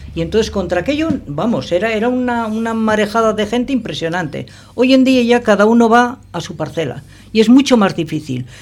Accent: Bilbao, Basque Country, Spain; now in Portugalete, Spain; yo no soy de Portugalete, ah. yo soy de Bilbao. Yo en Portugalete llevo viviendo 21, 22 años

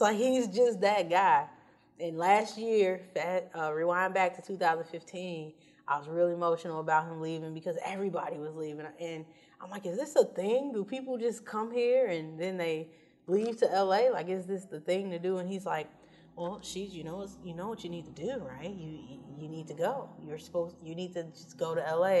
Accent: Chicago, Illinois, United States; moved away as an adult; now in Los Angeles, United States; I was born in West Side and then born and bred South Side, so I'm, I'm Chicago

